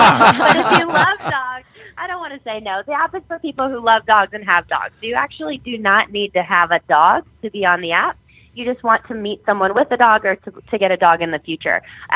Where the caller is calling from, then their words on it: New Orleans, Louisiana, United States; I'm calling you from New Orleans right now, and I work with a lot of people in different military bases around the South.